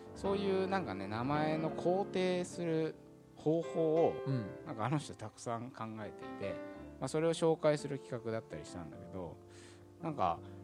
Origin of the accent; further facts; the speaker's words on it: Tokyo, Japan; 俺北千住出身